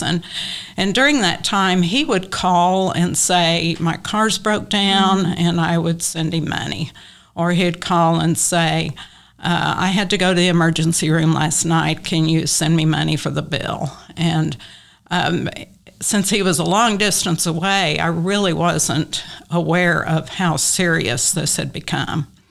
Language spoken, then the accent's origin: English; Western Oklahoma, United States; also born or lived in Tulsa; now in Oklahoma City, United States; I grew up in Western Oklahoma